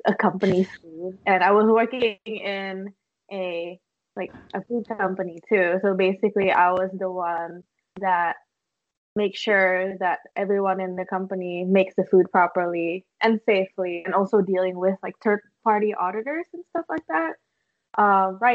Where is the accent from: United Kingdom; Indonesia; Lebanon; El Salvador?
Indonesia; moved away as an adult; also born or lived in Indiana, United States; now in Hawaii, United States; I am from Indonesia, and I moved to the U.S. in 2015 for college